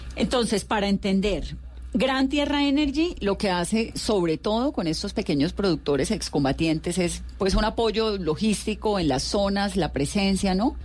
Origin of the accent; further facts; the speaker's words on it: Colombia; uno se hace como colombiano y como periodista